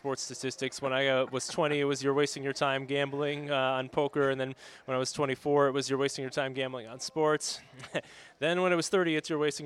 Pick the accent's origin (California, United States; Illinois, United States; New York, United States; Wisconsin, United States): Illinois, United States; Naperville; now in Las Vegas, United States; My hometown of Naperville, Illinois